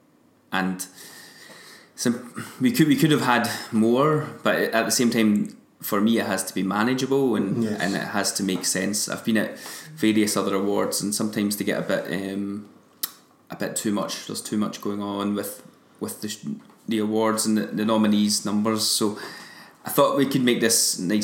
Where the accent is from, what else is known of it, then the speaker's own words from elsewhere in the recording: Kilmarnock, Scotland, United Kingdom; my hometown in Kilmarnock